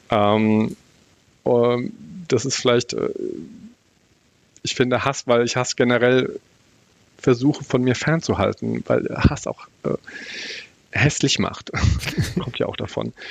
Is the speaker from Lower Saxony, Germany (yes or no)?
no; Bavaria, Germany; äh, für mich als Bayer ist es immer auch harter Tobak